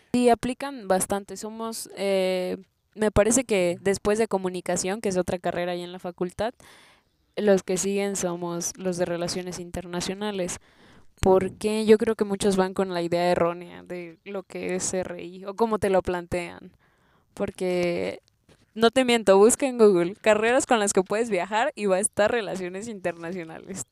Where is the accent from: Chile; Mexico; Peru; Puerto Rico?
Mexico; Chilpancingo, Guerrero; now in Mexico City, Mexico; Vengo de Guerrero, de Chilpancingo específicamente.